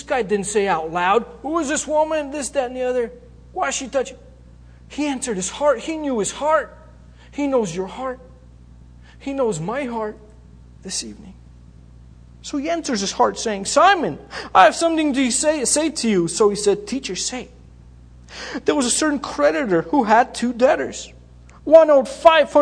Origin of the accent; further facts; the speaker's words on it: Bulgaria; moved away; also born or lived in Greece; I grew up in Bulgaria. I was born there. We moved to Greece.